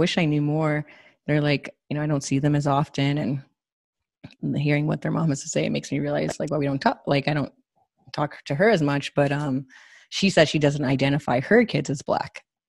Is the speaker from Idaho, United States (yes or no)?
no; California, United States; I'm from California